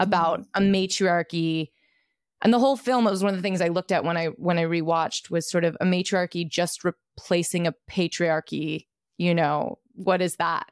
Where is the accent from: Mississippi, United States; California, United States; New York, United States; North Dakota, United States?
New York, United States; I'm a Brooklyn native